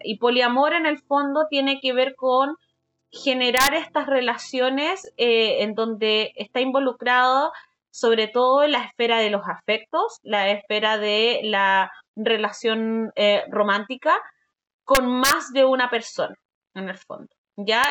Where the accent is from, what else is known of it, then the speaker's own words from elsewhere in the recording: Valdivia, Los Ríos, Chile; soy de Valdivia, de una ciudad en el sur de, Chile